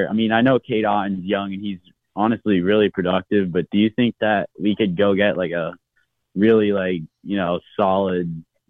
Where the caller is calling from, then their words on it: DeLand, Florida, United States; I'm from DeLand, Florida.